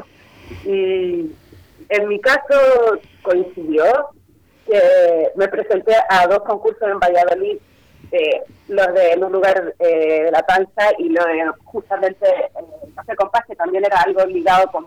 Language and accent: Spanish; Chile; moved away as an adult; para mí ese relato le tengo especial cariño porque habla un poco también de eso, de que me vine súper lejos de Chile a ser actriz.